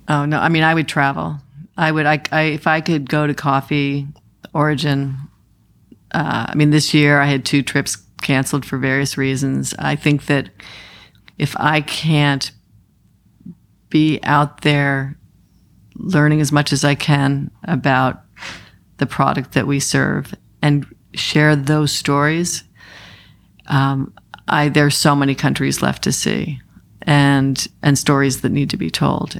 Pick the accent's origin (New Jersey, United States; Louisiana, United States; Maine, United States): Maine, United States; I'm from Maine